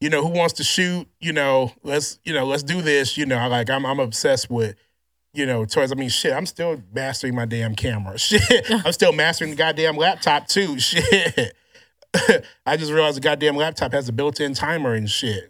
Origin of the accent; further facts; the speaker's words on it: Louisiana, United States; I grew up in Louisiana just kinda like an awkward, kinda, you know, chubby kid, nerd kid